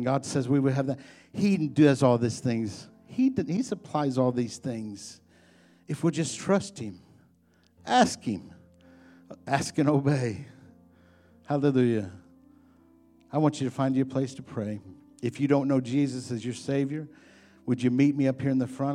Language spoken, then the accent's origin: English; Illinois, United States; I'm from Illinois